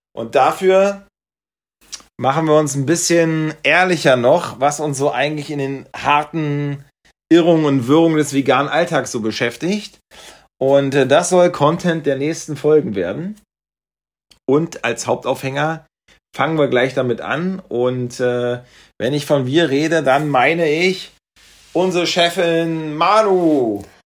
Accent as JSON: {"language": "German", "region": "East Germany", "country": "Germany", "said": "dass ich als Ossi hier was zu sagen habe"}